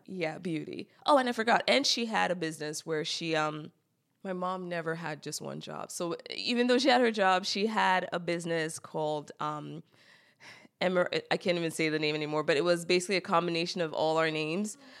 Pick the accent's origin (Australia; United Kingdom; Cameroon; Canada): Cameroon; moved away; also born or lived in Silver Spring, Maryland, United States; I grew up in Cameroon, while I'm not technically an immigrant, 'cause I was born in the U S